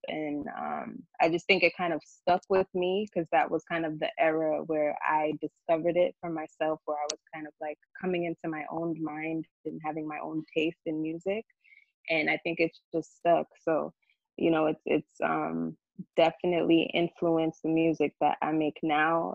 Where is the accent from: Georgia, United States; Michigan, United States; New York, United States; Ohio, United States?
New York, United States; New York City; we grew up in the Bronx